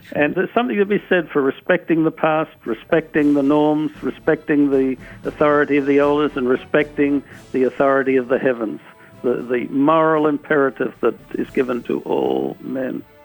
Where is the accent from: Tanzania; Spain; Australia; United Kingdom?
Australia; moved away; I came from Australia, where I grew up